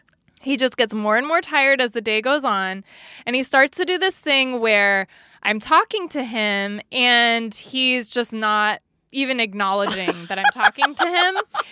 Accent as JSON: {"language": "English", "region": "California", "country": "United States", "said": "capitalize on the fact that we're from California, so to us it will feel 2 hours earlier."}